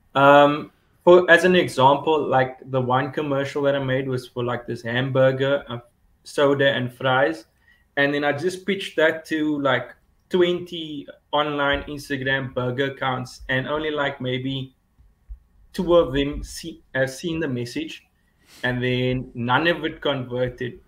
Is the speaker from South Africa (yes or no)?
yes; Cape Town, Western Cape, South Africa; I'm from Cape Town, South Africa